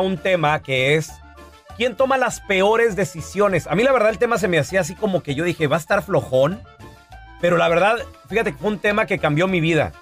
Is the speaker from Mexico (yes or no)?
yes; Mexico; cómo somos nosotros los mexicanos